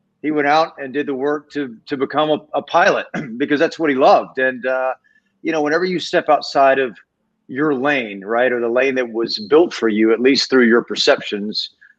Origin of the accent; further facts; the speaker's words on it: Georgia, United States; moved away as an adult; now in Los Angeles, United States; Well, I was 19 when I came to LA from Georgia, and so you know, I'm 49 now, so I've been out here for 30 years.